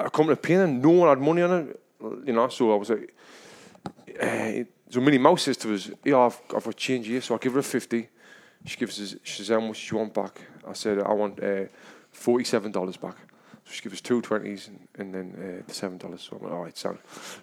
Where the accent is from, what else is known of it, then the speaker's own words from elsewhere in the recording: England, United Kingdom; now in United States; I'm from England